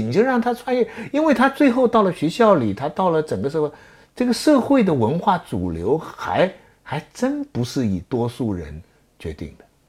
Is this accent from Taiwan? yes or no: no; China; 咱中国人